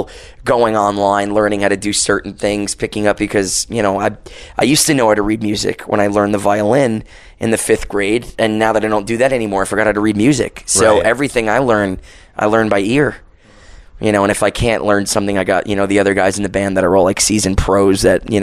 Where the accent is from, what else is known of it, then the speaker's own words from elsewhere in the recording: tri-state area, United States; moved away as an adult; also born or lived in Yonkers / Bronx / Long Island; now in Las Vegas, United States; I was born and raised in New York and New Jersey